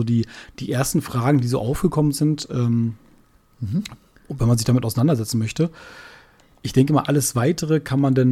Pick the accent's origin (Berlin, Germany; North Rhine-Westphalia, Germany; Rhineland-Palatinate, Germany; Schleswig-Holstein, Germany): Berlin, Germany; Wir, man muss dazu sagen, wir sind ja beide Berliner.